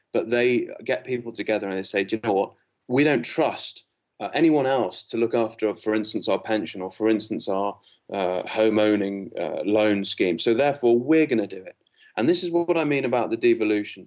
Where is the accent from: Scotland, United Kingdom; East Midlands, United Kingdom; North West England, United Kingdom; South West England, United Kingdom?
North West England, United Kingdom; Liverpool; moved away; I'm from Liverpool originally